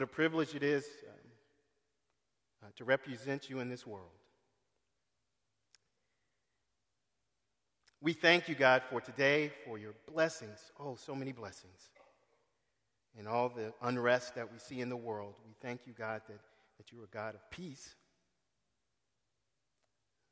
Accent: San Antonio, Texas, United States; I grew up in San Antonio.

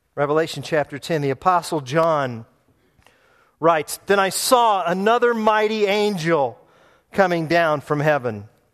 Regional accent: United States; I'm an American

